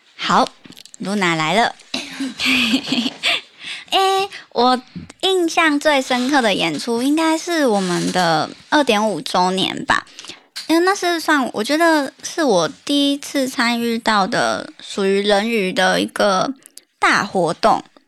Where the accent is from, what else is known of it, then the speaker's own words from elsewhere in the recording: Tainan, Taiwan; 我本身是台南人的关系